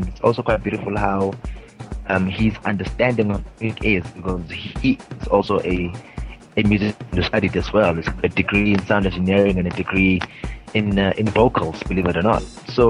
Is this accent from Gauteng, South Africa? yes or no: no; Mpumalanga, South Africa; I'm from South Africa, from a province. called the Mpumalanga province, very close to Johannesburg, 29 years old